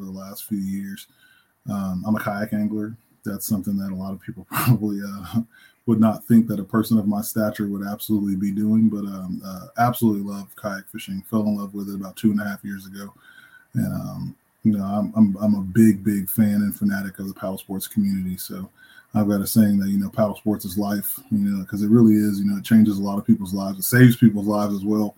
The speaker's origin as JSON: {"language": "English", "town": "Temple", "region": "Texas", "country": "United States", "tie": "born or raised there", "said": "I'm originally from Central Texas, born and raised."}